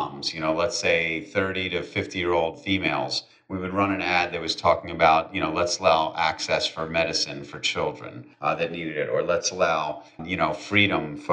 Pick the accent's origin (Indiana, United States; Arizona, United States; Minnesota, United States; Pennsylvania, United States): Pennsylvania, United States; Philadelphia; I'm born and raised in Philadelphia, PA